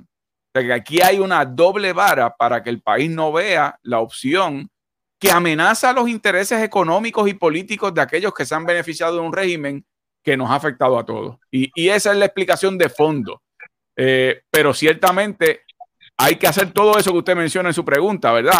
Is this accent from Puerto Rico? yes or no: yes; Puerto Rico; como puertorriqueños